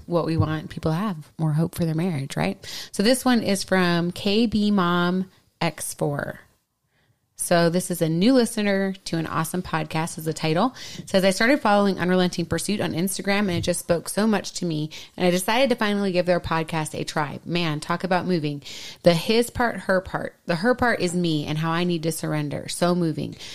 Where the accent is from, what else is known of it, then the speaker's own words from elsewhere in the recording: Minnesota, United States; accent: Minnesota; moved away; my Minnesota accent comes right back out